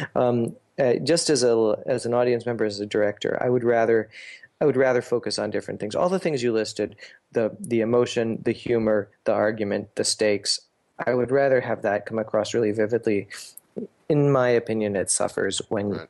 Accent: Canada; also born or lived in New York City, United States / Portland, United States / Buenos Aires, Argentina; now in Ithaca, United States; I grew up in Canada

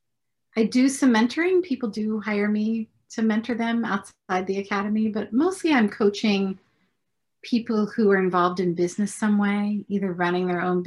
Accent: Midwest, United States; I grew up in the Midwest.

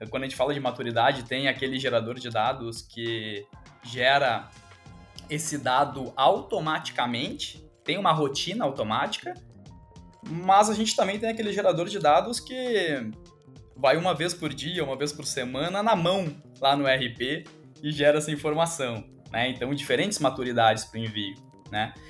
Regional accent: Rio Grande do Sul, Brazil; eu sou gaúcho

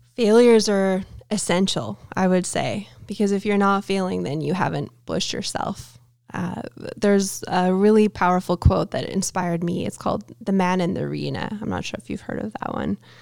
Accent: Canada; I'm Canadian

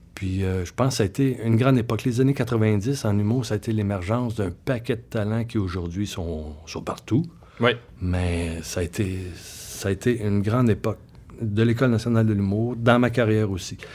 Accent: Saint-Hyacinthe, Quebec, Canada; moved away; je viens de Saint-Hyacinthe. Hein, fait que je connaissais bien ma ville

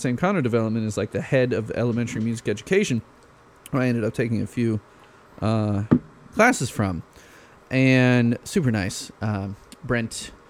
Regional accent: Chicago, Illinois, United States; moved away as an adult; also born or lived in Bloomington, Indiana / Rock Island, Illinois; I mean, everyone knows I'm originally from Chicago. Burbs, Northwest Burbs.

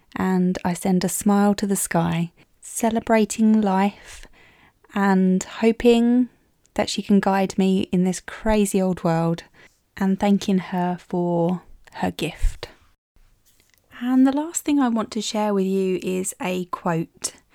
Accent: Maidstone, South East England, United Kingdom; my hometown of Maidstone

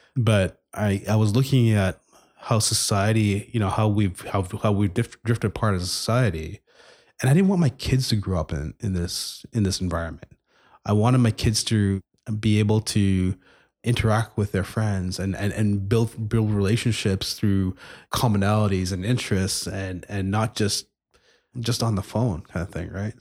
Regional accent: Montreal, Quebec, Canada; now in Edmonton, Canada; I grew up in, I grew up in Montreal for, for a number of years, moved to, to Edmonton in the mid-nineties, went to school here

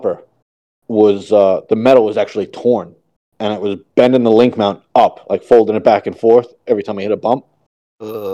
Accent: New York, United States; I'm from New York.

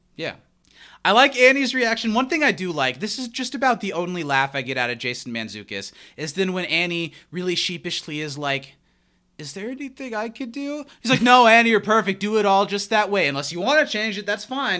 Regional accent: Midwest, United States; Growing up in the Midwest and being in the Midwest now

